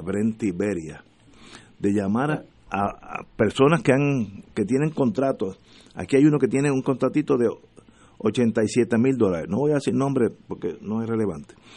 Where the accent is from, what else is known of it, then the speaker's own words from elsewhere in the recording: Puerto Rico; todos los que somos puertorriqueños